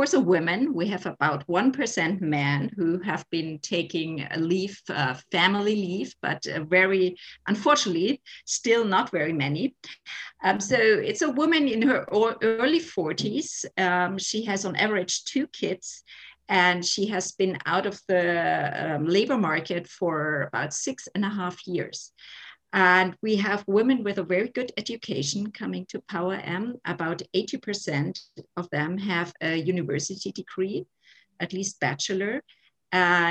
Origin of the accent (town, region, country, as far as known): Germany; also born or lived in Munich